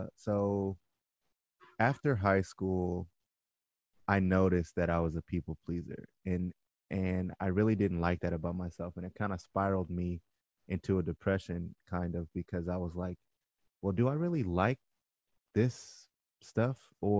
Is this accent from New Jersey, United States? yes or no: no; Orange County, California, United States; I grew up in Orange County, so I didn't grow up around a lot of Black people